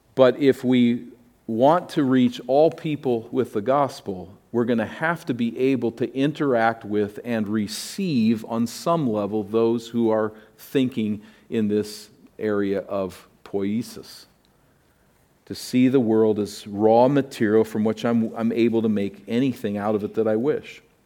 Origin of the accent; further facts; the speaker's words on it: East Coast, United States; moved away; I grew up in the East Coast, which was way ahead of here.